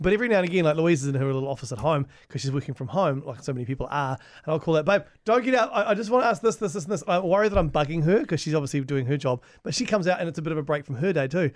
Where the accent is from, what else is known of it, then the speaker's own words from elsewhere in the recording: Hastings, Hawke's Bay, New Zealand; growing up in Hastings was fr-, pretty, pretty traditional